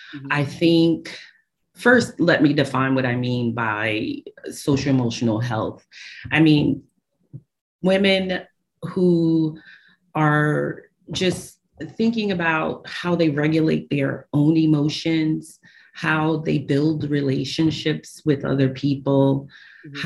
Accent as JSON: {"language": "English", "town": "New York City", "region": "New York", "country": "United States", "tie": "born or raised there", "said": "I, I, uh, was born and raised in Brooklyn, New York. Um, I'm a Brooklyn girl."}